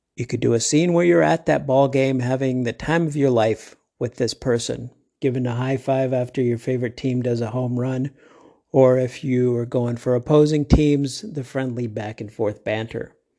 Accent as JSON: {"language": "English", "region": "Midwest", "country": "United States", "tie": "born or raised there", "moved": "yes", "lives_now": "Arizona, United States", "said": "I grew up in the Middle West where folks, at least then, if they said they were gonna do something, they pretty much did it"}